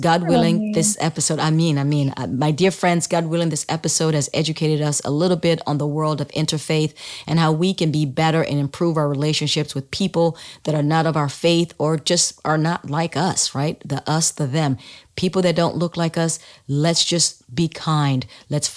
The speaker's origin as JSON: {"language": "English", "country": "Sierra Leone", "tie": "born or raised there", "moved": "yes", "lives_now": "United States", "said": "I was born in the United States but moved to Sierra Leone when I was a young kid, small kid, still in elementary school, like, I don't even think I'd started yet, but I was 6 or 7 years old when I moved."}